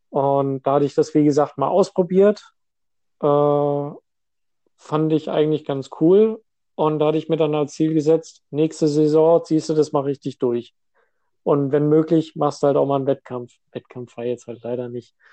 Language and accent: German; Hesse, Germany; ich bin ja seit vier Jahren bin ich jetzt äh, hier, beziehungsweise seit fünf Jahren hier im Norden. Ich komme hier ursprünglich aus Hessen.